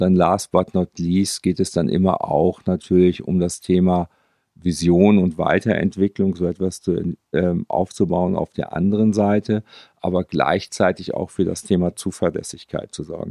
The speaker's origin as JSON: {"language": "German", "town": "Münster", "region": "North Rhine-Westphalia", "country": "Germany", "said": "Ich bin Münsteraner."}